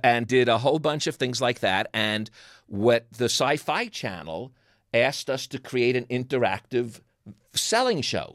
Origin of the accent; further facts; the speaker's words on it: New York, United States; accent: New York; moved away; my New York accent